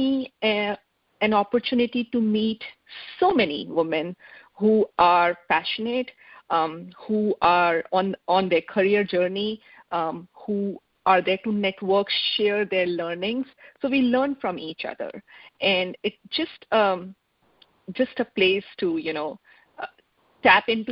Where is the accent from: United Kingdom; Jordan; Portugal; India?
India; moved away as an adult; now in Seattle, United States; I am from India, but I moved to United States almost 21 years back.